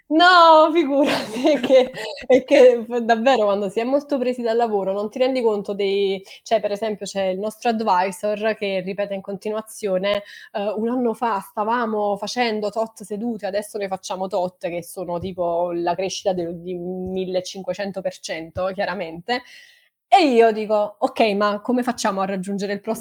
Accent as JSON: {"language": "Italian", "town": "Naples", "region": "Campania", "country": "Italy", "moved": "as an adult", "lives_now": "London, United Kingdom", "said": "io vengo da Napoli"}